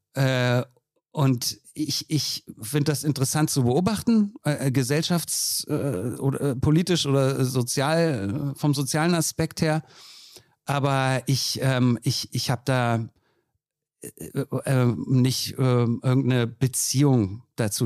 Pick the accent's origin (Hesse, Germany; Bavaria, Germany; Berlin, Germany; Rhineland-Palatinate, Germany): Berlin, Germany; als Berlinerin